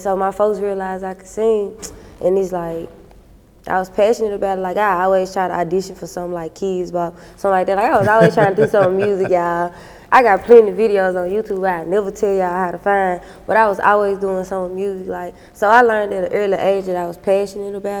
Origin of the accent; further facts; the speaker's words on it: the Mississippi Delta, United States; also born or lived in Memphis, Tennessee; I was brought up in Mississippi, so there's Mississippi and Memphis put together